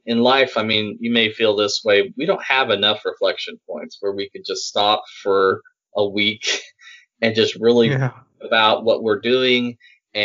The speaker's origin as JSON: {"language": "English", "town": "Salt Lake City", "region": "Utah", "country": "United States", "tie": "born or raised there", "moved": "as an adult", "lives_now": "Birmingham, United States", "said": "I grew up in Salt Lake City, Utah."}